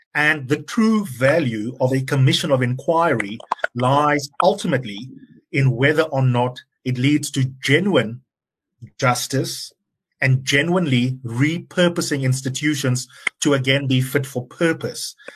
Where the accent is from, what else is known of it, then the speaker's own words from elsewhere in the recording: South Africa; proud of as South Africans